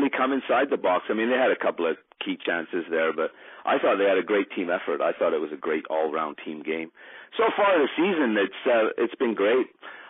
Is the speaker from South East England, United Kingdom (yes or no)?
yes; Odiham, South East England, United Kingdom; also born or lived in Scotland; now in Canada; I grew up in England, Sean. My old man was in the forces, so I grew up in the place called, I don't know if you heard of it, Odium in Hampshire.